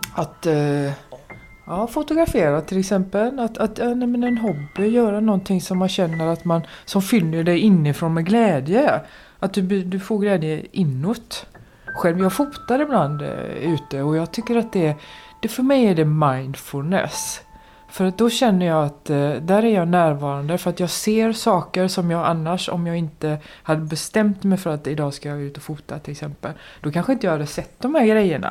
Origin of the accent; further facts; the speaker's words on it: Gothenburg, Västra Götaland, Sweden; jag är uppvuxen i Kortedala i Göteborg.